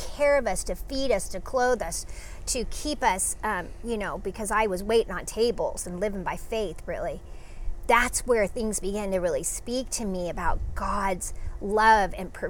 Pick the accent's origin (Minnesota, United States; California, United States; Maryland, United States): California, United States; Los Angeles; moved away as an adult; also born or lived in Clairemont, San Diego; now in San Diego, United States; I grew up